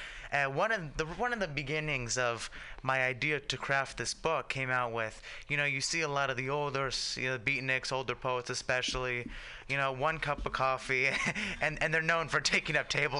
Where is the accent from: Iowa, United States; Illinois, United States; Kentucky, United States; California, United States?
California, United States; San Francisco; emblematic of San Francisco's North Beach, where I spent a lot of my life since I grew up in the Excelsior